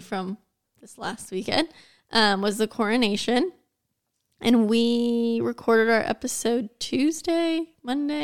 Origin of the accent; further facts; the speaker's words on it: United States; I'm American